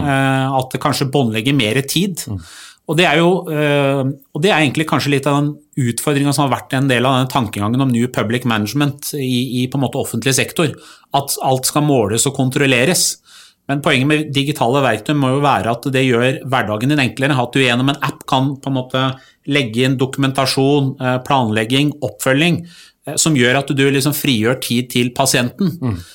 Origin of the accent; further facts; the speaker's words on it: Drammen, Buskerud, Norway; jeg kommer jo fra Buskerud og Drammen